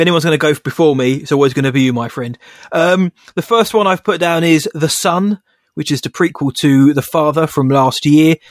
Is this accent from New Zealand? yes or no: no; England, United Kingdom; I'm English.